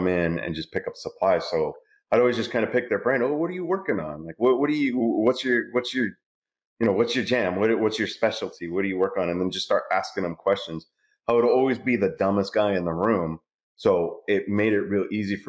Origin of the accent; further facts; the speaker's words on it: California, United States; moved away as an adult; now in Texas, United States; I'm in Texas now, so we don't like to admit that we're from California.